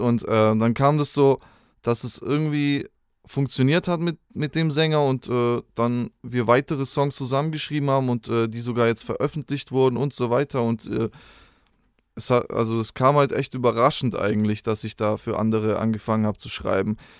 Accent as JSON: {"language": "German", "town": "Spaichingen", "region": "Baden-Württemberg", "country": "Germany", "also_born_or_lived": "Rottweil", "said": "Ursprünglich bin ich aus Speiching. Das ist ein kleiner Ort so, zwischen Stuttgart und Bodensee kann man es irgendwo so einordnen."}